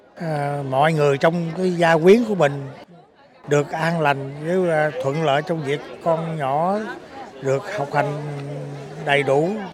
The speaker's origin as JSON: {"language": "Vietnamese", "country": "Vietnam", "moved": "as an adult", "lives_now": "Melbourne, Australia", "said": "cái quê hương của mình"}